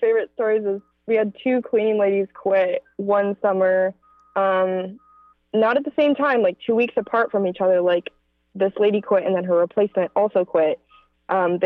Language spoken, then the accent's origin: English; Arizona, United States; now in Los Angeles, United States; Originally, I'm from Arizona, but right now I live in Los Angeles, California